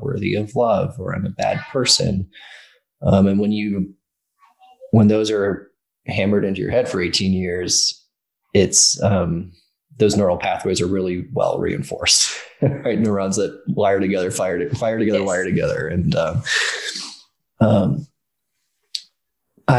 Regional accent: Ireland; I grew up in Ireland.

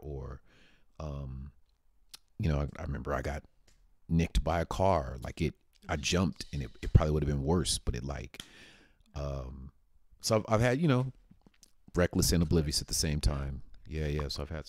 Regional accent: Paradise Hills, United States; I grew up in Paradise Hills in Meadowbrook Apartments. I always talk about that. Grew up in Meadowbrook Apartments

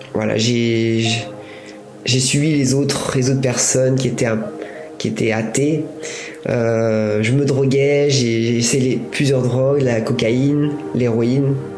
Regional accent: Buellas, Auvergne-Rhône-Alpes, France; moved away as an adult; also born or lived in England; now in Paris, France; J'habitais dans un village qui s'appelle Buélas, mon village natal, et qui est à côté de Bourg-en-Bresse, qui est à une heure de Lyon

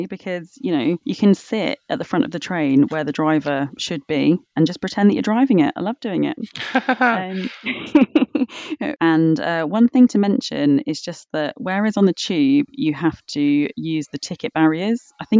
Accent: London, United Kingdom; I am such a Londoner because I get really pissed off if I have to wait longer than like 3 minutes max.

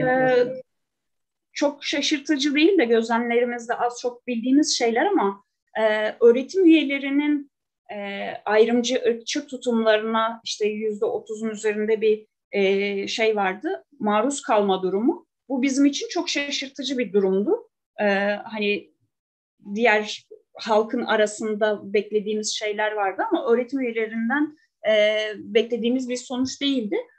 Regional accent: Kütahya, Turkey; now in Şanlıurfa, Turkey; Ben e, Kütahya'da doğdum. E, yıllardır Urfa'da yaşıyorum. Ben de bir göçmenim.

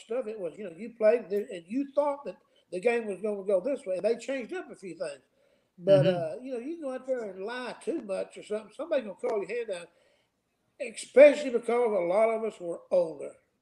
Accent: the South, United States; I'm from the South

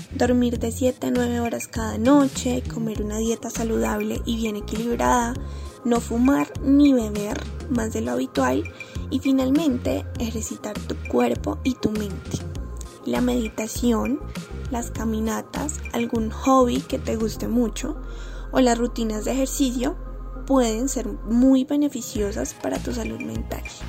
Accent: Colombia; el sabor que nos caracteriza como colombianos

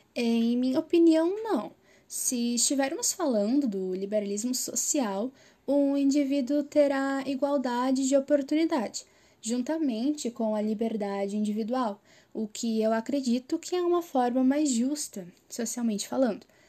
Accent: Porto Alegre, Rio Grande do Sul, Brazil; sou de Porto Alegre

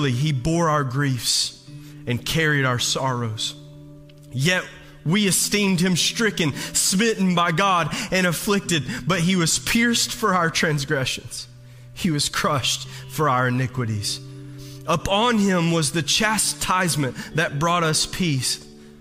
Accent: the South, United States; Growing up in the South

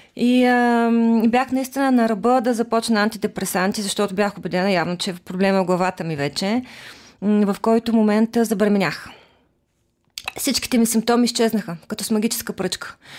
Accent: Nesebar, Burgas Province, Bulgaria; moved away; also born or lived in Sofia; аз съм от Несебър и когато дойдох в София

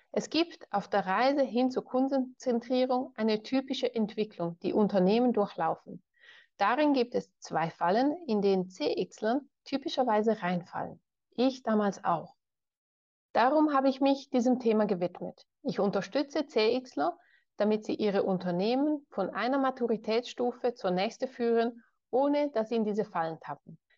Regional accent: Ticino, Switzerland; Geboren und aufgewachsen bin ich im Tessin. Das ist der südlichste Zipfel der Schweiz, wo man Italienisch spricht.

